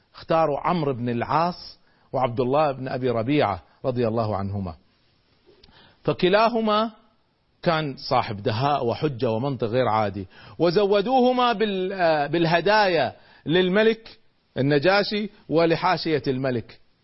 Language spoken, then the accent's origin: Arabic; Kuwait; عندنا في الكويت